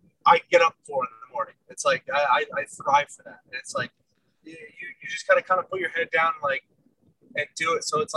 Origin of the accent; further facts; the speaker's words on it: Connecticut, United States; now in Arizona, United States; I'm from Connecticut